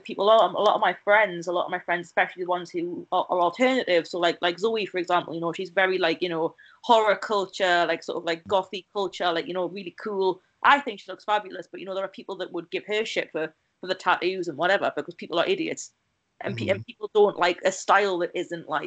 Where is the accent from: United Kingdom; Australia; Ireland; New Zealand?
United Kingdom; near Newcastle, North East England; moved away as an adult; also born or lived in Oxford; the big city near my hometown, Newcastle.